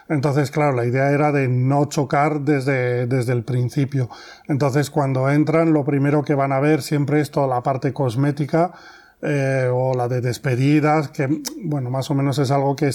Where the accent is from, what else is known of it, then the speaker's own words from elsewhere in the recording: France; now in Spain; nosotros eh, venimos de Francia y veníamos ya con una experiencia en este sector de actividad y aquí en España